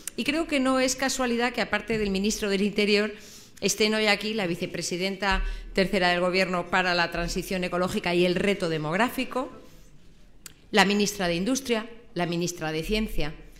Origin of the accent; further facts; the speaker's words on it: Galicia, Spain; soy gallega